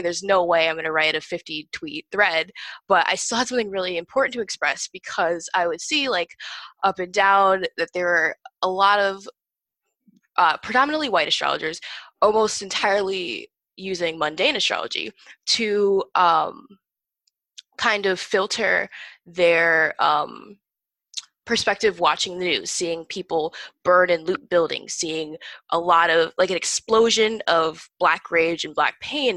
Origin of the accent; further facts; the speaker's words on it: northern Indiana, United States; moved away as an adult; also born or lived in Hoboken, New Jersey; now in Massachusetts, United States; I spent the last 10 years in northern indiana actually so that's where i graduated high school